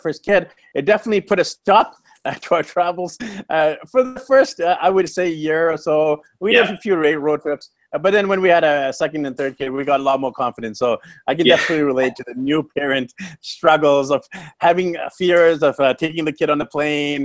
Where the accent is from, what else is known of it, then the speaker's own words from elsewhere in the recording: Vancouver, British Columbia, Canada; I'm from Vancouver, BC, Canada